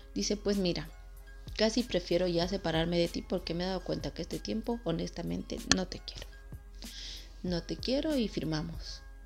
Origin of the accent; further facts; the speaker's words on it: Ecuador; soy del Ecuador